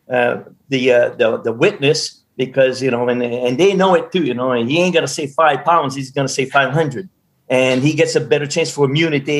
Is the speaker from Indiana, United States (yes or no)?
no; Madawaska, Maine, United States; my hometown of 5,000 people up in Madawaska